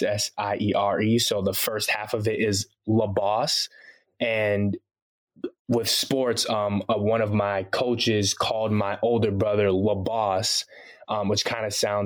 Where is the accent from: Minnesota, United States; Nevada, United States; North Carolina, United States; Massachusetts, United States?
Massachusetts, United States; Boston; accent: American; first language Haitian Creole; also born or lived in Haiti; I'm originally from Haiti, from the Caribbean, but I grew up in Boston, Massachusetts. So yeah, I got the American accent.